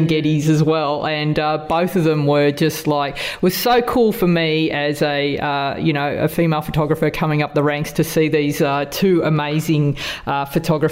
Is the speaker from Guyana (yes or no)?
no; Australia; accent: Aussie; two Aussie accents